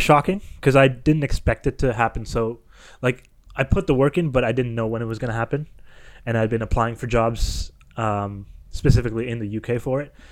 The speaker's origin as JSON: {"language": "English", "town": "Kitchener", "region": "Ontario", "country": "Canada", "said": "I was from Kitchener, Waterloo"}